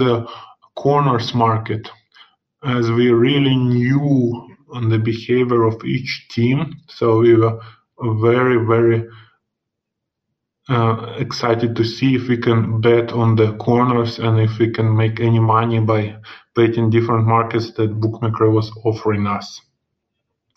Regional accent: Russia; English is a second language; if you have guessed from my funny accent, of course, I'm from Russia and I live in Alexandrov, which is 200 kilometers from Moscow.

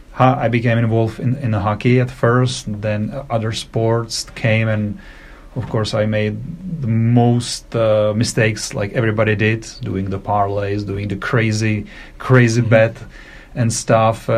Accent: Czechia; I'm from Czech Republic. I live in Prague

